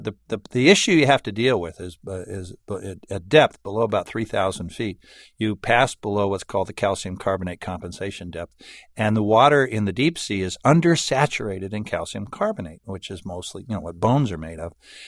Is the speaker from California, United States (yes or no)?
yes; San Diego, California, United States; When I grew up in San Diego, I was a little kid, and I lived by the ocean, and that was my play yard.